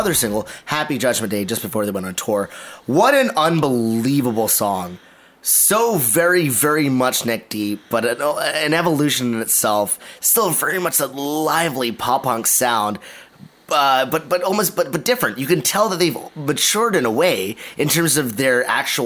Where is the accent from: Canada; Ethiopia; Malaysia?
Malaysia; as a Malaysian